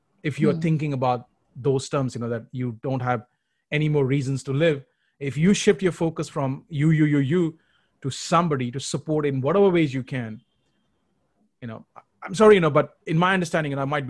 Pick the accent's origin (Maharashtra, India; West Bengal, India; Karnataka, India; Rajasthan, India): West Bengal, India; Kolkata; moved away; when I relocated from Calcutta to Punjab, my problems became bigger. You know, I was bullied and abused, and I had real, you know, challenges coping up with a new way of living.